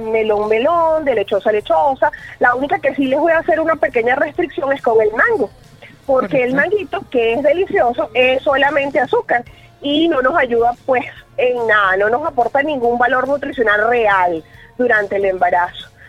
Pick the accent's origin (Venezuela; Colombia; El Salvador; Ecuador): Venezuela; yo hice la acotación de que los venezolanos eh, estamos acostumbrados a comer mal, ah